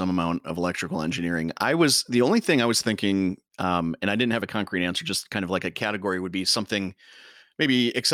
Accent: Detroit, Michigan, United States; moved away; even though I live around here, I grew up spending time in Detroit

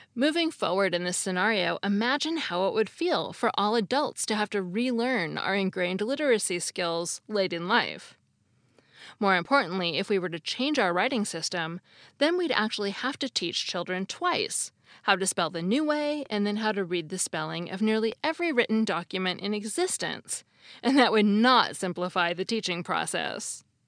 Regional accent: United States; As an American

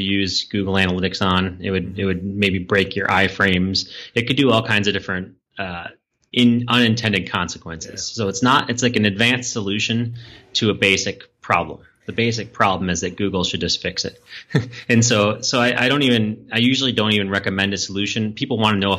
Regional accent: Minneapolis, Minnesota, United States; my home state and hometown in Minneapolis.

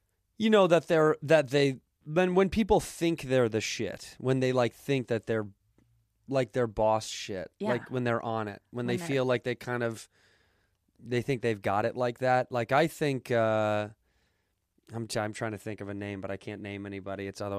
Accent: Chicago, Illinois, United States; when I was young, if somebody told me they were a White Sox fan because I was from the North Side of Chicago, I'd be like, fucking loser.

